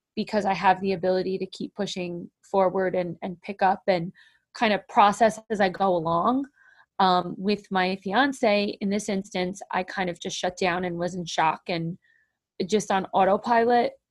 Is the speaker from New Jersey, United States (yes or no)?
yes; New Jersey, United States; also born or lived in Warren, New Jersey; I live in Warren, New Jersey. I am born and raised a Jersey girl